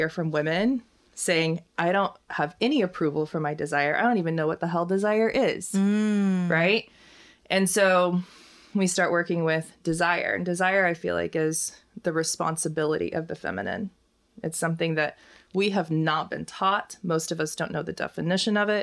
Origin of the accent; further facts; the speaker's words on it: Oklahoma, United States; I'm from Oklahoma, and I was always like in Sunday school, and we'd go to church twice a week